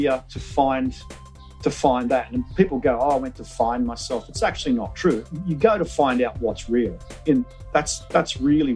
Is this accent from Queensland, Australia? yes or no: no; Wollongong, New South Wales, Australia; I grew up in Wollongong, which is an industrial town